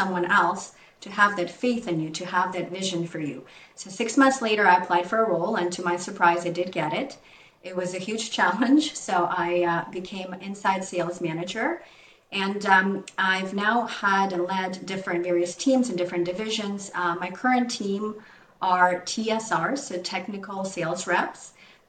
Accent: Ukraine; moved away as an adult; now in Canada; I moved to Canada 25 years ago, as you know, when I was 20 from Ukraine.

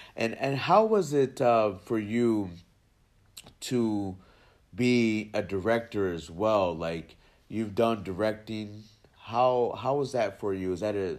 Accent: New Jersey, United States; also born or lived in New York; And that's part of growing up in Jersey too, like that the close knit, and you know, I lived in New York for Manhattan for a good 3-4 years of my life

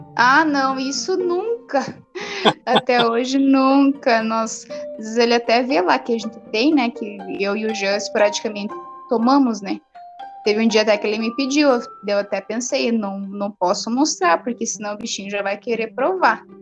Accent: Francisco Beltrão, Paraná, Brazil; Eu sou de Francisco Beltrão e sou formada em Ciências Contábeis

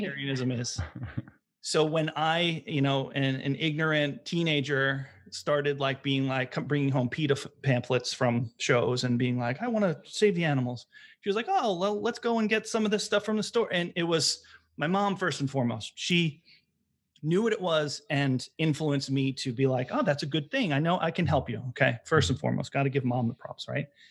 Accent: Long Island, New York, United States; moved away as an adult; also born or lived in Bay Area, California; now in Providence, United States; I'm from Long Island, New York, moved to Providence, Rhode Island for college

